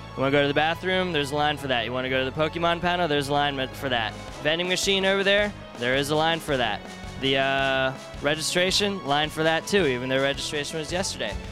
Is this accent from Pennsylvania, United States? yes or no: yes; Pennsylvania, United States; I'm from Pennsylvania